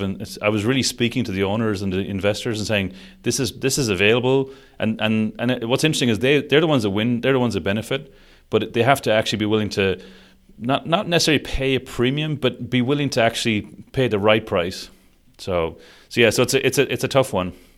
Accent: Sligo, Connacht, Ireland; moved away as an adult; also born or lived in Dublin / Hong Kong; now in Saudi Arabia; I'm Irish. I, I grew up in, a, uh, in Sligo on the west coast of Ireland

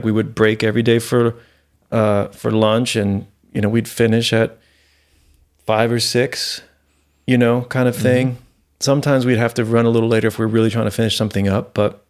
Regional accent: Florida, United States; I mean, I'm not from Tennessee. I'm from Florida

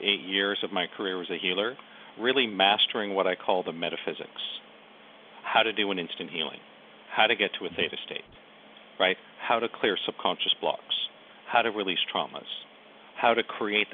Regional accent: United States; I'm an American

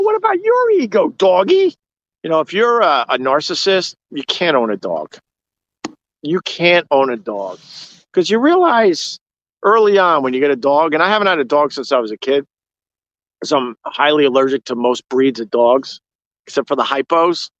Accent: Long Island, New York, United States; now I'm from Long Island. I, I did not know city life that well when me and Anthony uh, moved to New York City

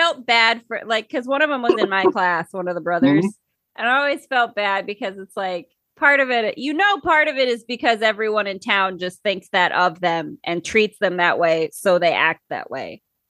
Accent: the Dakotas, United States; we're from the Dakotas, but we're not actual farmers ourselves. So we grew up around it enough

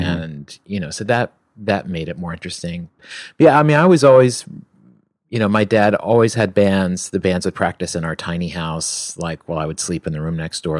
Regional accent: Virginia, United States; also born or lived in New York; now in Los Angeles, United States; growing up in Virginia

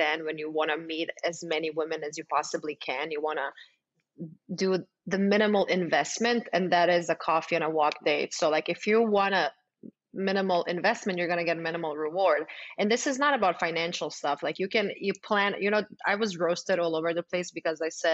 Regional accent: Croatia; moved away as an adult; also born or lived in New York, United States; now in Miami, United States; originally I'm from Croatia. Yeah, I'm from Croatia, born and raised. I moved to the States when I was 22

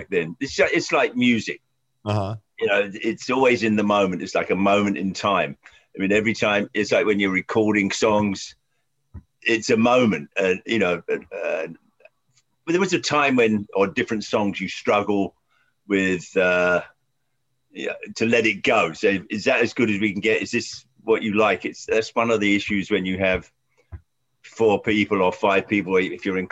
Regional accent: Hampton Court, London, United Kingdom; moved away; it's an area of the River Thames. I was born in the Bearsted Memorial Hospital

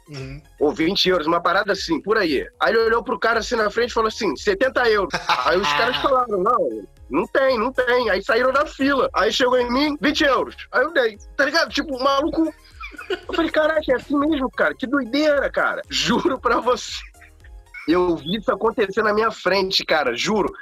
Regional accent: Rio de Janeiro, Brazil; sou do Rio de Janeiro

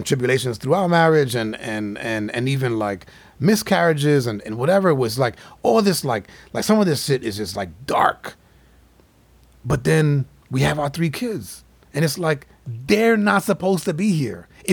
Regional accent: New York City, New York, United States; moved away; we both were born in Manhattan. She grew up mostly in the Bronx. I grew up in Manhattan

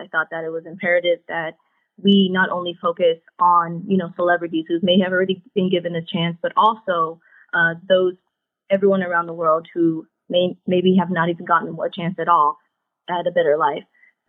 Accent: Zamboanga, Zamboanga Peninsula, Philippines; now in San Antonio, United States; born in Zamboanga, Philippines.

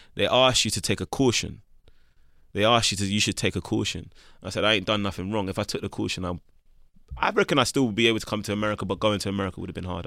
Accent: London, United Kingdom; But growing up in Camden Town is where I come from

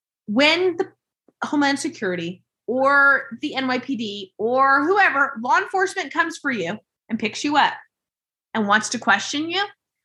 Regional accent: Utah, United States; growing up in Utah, we're just a bunch of ignoramuses in terms of, at least when you're my age or close to it. And all of these ladies are around my age. They're in their late 40s. And when we were growing up, there was hardly any diversity.

